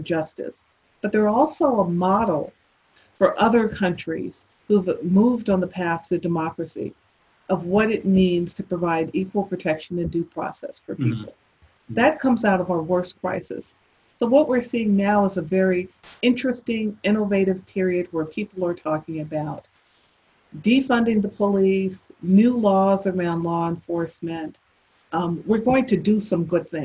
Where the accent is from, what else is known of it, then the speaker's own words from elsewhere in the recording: United States; As an African American